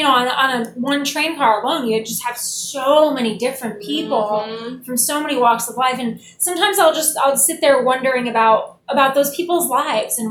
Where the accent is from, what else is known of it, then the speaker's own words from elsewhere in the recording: upstate New York, United States; now in New York City, United States; I'm so close to my hometown